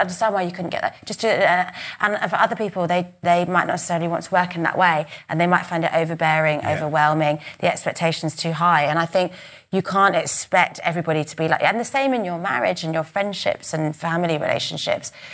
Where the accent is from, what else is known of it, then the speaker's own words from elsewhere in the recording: United Kingdom; we're British, we're private, we're, yes. and we're stiff upper lip